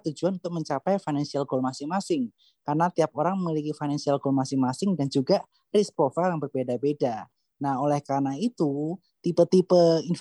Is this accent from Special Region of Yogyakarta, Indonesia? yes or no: yes; Sleman, Special Region of Yogyakarta, Indonesia; also born or lived in Bandung; now in Jakarta, Indonesia; 2013 itu kan pertama-tama dari Jakarta ya, masuk ke Jakarta hmm. maksudnya dari kota Bandung. Sebelumnya aku dari Kabupaten Sleman.